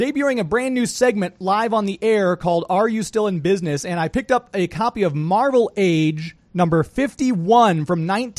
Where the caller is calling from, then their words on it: St. Louis, Missouri, United States; We're in St. Louis. We do a live radio show every Saturday called Geek to Me Radio.